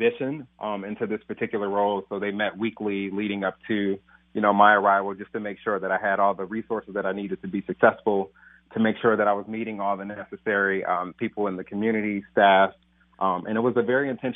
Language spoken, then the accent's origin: English; Detroit, Michigan, United States; moved away as an adult; now in St. Paul, United States; growing up in Detroit and being product of the Detroit Public Schools